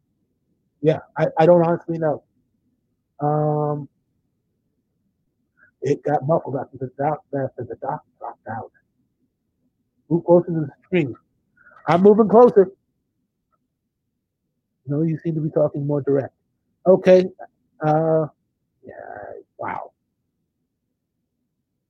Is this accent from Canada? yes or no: no; Minneapolis, Minnesota, United States; I was born and raised in Minneapolis.